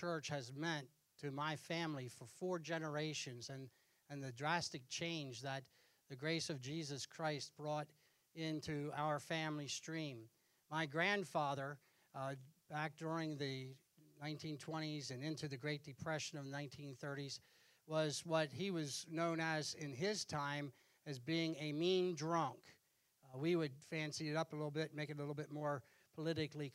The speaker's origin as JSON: {"language": "English", "region": "Pennsylvania", "country": "United States", "tie": "born or raised there", "said": "I was born in Pennsylvania in December, and within 2 weeks of being born, I was in church. And during my years growing up, hardly ever missed church. And I had the impact of that local church, the same church where my dad was saved is the church I grew up"}